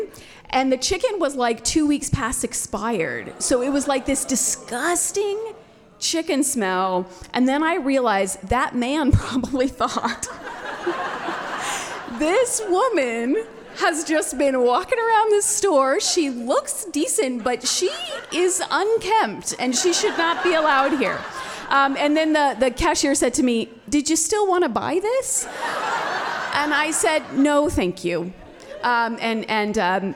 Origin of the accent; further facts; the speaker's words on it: Midwest, United States; moved away; also born or lived in Southeast Alaska; I grew up in the Midwest